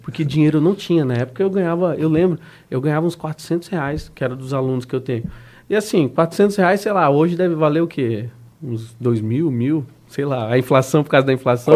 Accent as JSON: {"language": "Portuguese", "town": "Dourados", "region": "Mato Grosso do Sul", "country": "Brazil", "tie": "born or raised there", "also_born_or_lived": "Três Lagoas / Curitiba", "moved": "as an adult", "lives_now": "Florianópolis, Brazil", "said": "nasci em Três Lagoas, depois fomos para Dourados, aí morei lá 18 anos em Dourados"}